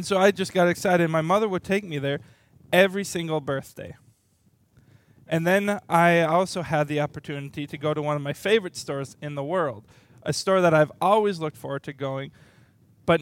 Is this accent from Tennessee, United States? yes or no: no; Little Falls, Minnesota, United States; I was born in Little Falls, Minnesota, very, very small town